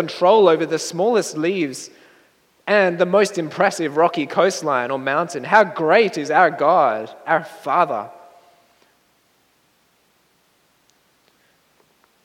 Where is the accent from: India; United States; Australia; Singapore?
Australia; moved away; my hometown in Australia